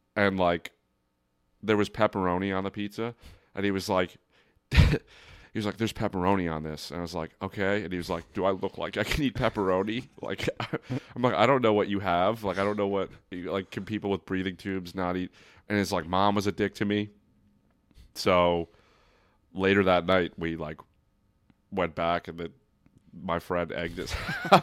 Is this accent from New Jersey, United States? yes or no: yes; Brick, New Jersey, United States; I'm from Brick, New Jersey